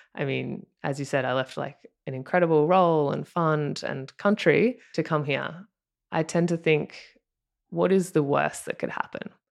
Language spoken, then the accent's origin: English; Australia; accent: Australian; moved away as an adult; now in Los Angeles, United States; if you can tell by my accent, I'm Australian